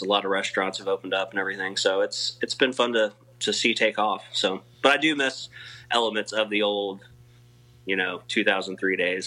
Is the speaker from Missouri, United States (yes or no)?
yes; Missouri, United States; I grew up in Missouri